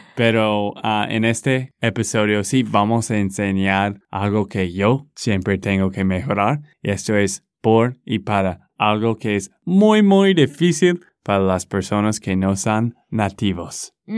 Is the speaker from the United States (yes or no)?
yes; Texas, United States; de Texas, Estados Unidos.